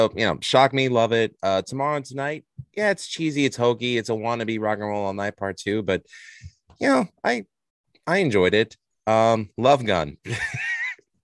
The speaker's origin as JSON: {"language": "English", "town": "New York City", "region": "New York", "country": "United States", "said": "I'm from Queens, so you know, it was a very multicultural melting pot"}